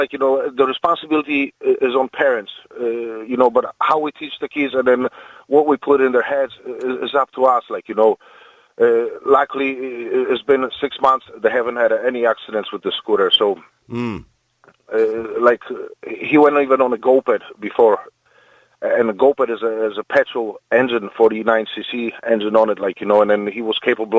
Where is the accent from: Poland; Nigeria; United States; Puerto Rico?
Poland; English is a second language; Poland. It was a Fiat 126P.